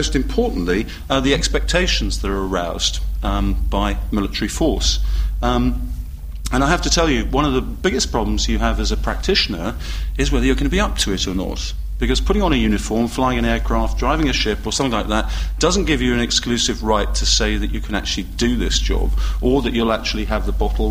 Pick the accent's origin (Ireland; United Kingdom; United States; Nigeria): United Kingdom; being British